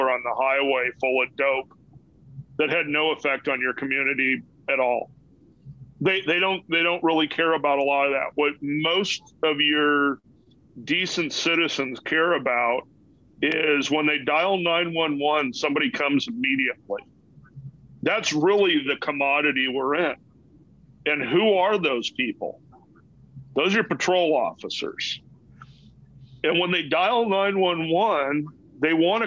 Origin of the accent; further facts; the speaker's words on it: Los Angeles, California, United States; growing up in Los Angeles